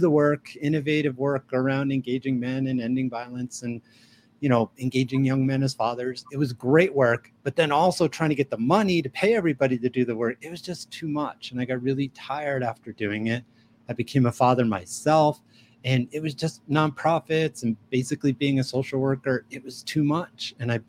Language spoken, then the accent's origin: English; New York City, New York, United States; now in Albuquerque, United States; I'm originally from New York City. I'm a New York Jew, but I've been in New Mexico. I live in Albuquerque, New Mexico since 1993